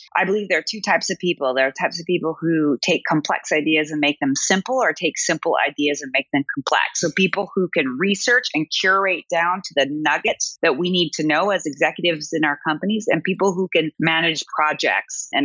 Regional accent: Seattle, Washington, United States; now in Berlin, Germany; I'm from Seattle

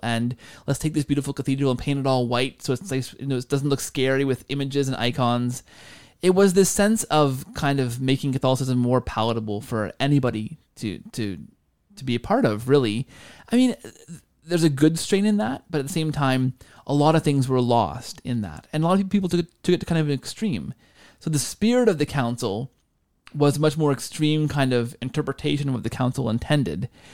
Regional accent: Canada; as a Canadian

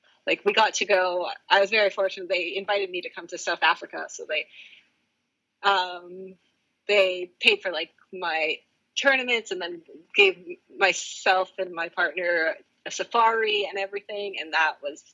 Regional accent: Canada; first language English; as a Canadian

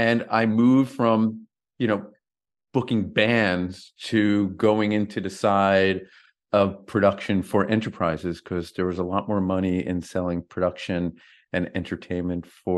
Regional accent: Parsippany, New Jersey, United States; So I grew up in Parsippany, New Jersey, and I think my childhood totally formed the entrepreneur I am.

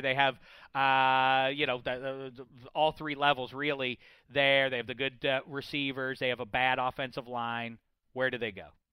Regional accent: Pittsburgh, Pennsylvania, United States; when I'm growing up in Pittsburgh

